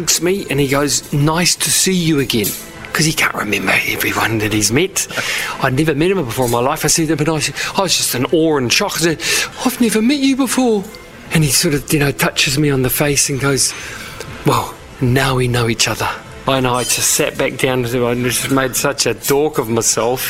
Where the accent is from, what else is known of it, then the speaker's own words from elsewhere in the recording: New Zealand; moved away as an adult; also born or lived in Germany; we grew up with in New Zealand